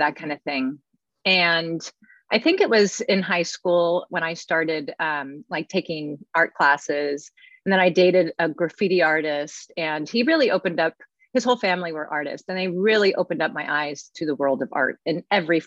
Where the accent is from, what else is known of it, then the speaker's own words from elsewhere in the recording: California, United States; moved away as an adult; also born or lived in New York City; now in New York, United States; ended up growing up in California for most of my life